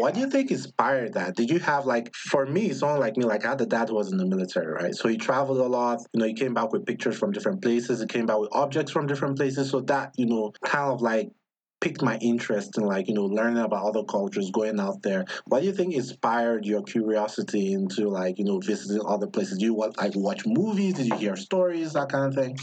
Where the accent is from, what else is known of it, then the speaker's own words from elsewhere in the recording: Nigeria; moved away; back home in Nigeria growing up